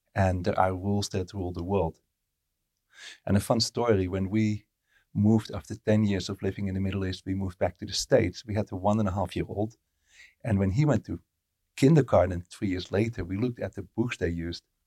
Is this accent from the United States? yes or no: no; Netherlands; first language Dutch; English is a second language; moved away as an adult; I lived in the Netherlands from birth till I was thirty-two, and then English started to become my primary language.